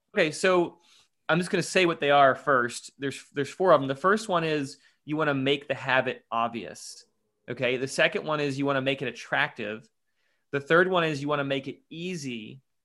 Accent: Louisville, Kentucky, United States; I'm from Louisville, Kentucky. Uh, that's where I'm living right now

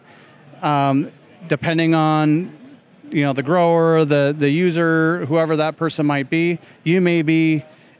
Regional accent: South Dakota, United States; I grew up in South Dakota area

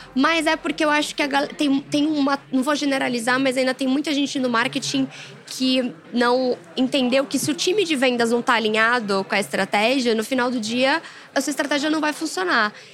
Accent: Brazil; a gente é brasileiro

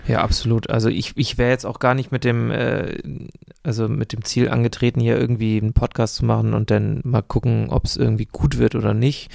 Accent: Eckernförde, Schleswig-Holstein, Germany; hier bei uns in Eckernförde

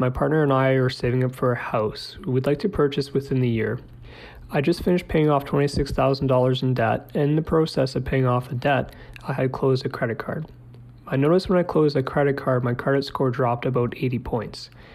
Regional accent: Central California, United States; I'm from Central California

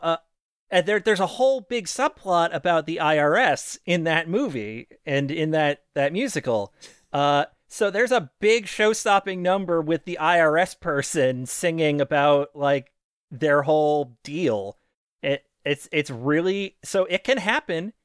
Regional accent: Maine, United States; I'm a Catholic from Maine

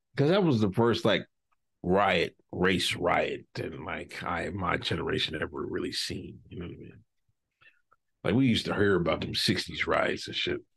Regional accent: United States; my hometown, Westchester

